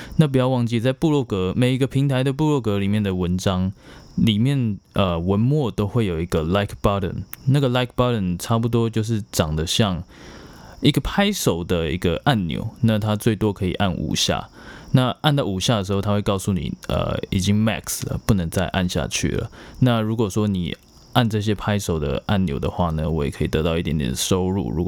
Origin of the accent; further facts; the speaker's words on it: Myanmar; born there; 对啊，我是在缅甸出生的。